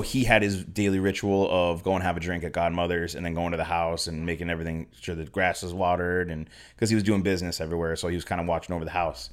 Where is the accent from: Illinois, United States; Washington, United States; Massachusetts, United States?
Massachusetts, United States; Springfield; moved away as an adult; now in San Pedro, United States; I'm from Western Mass, so I don't have an accent, but, um, yeah, a little, uh, city called Springfield, Mass, and, uh, moved out here to San Pedro ten years ago